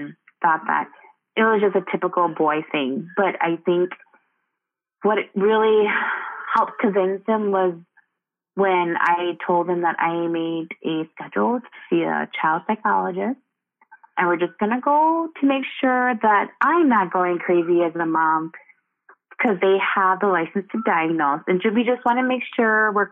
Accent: United States; in our culture, I identify myself as Hmong American

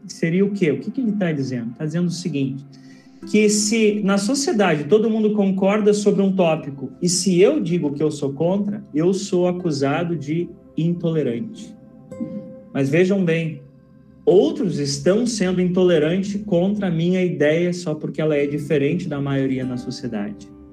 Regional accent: Pelotas, Rio Grande do Sul, Brazil; now in Interlagos, Brazil; eu sou natural de Pelotas, Rio Grande do Sul

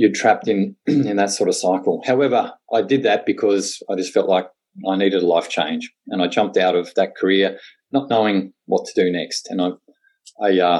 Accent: Tasmania, Australia; I'm a born and bred Tasmanian

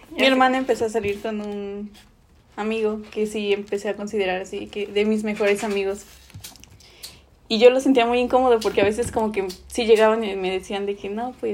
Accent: Oaxaca, Mexico; moved away; yo soy de Oaxaca

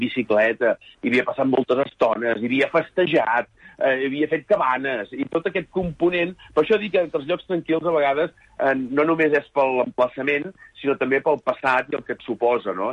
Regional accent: Sant Feliu de Buixalleu, Catalonia, Spain; Soc de Sant Feliu de Buixalleu, un poblet molt petit de 700 habitants, comarca de la Selva i província de Girona

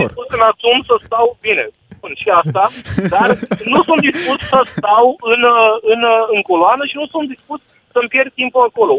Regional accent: Romania; noi ca și români

